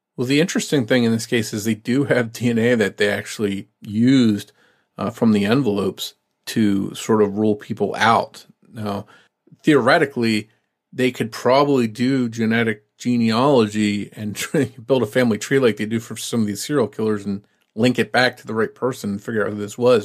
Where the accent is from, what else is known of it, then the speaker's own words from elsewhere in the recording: New Jersey, United States; I was from South Jersey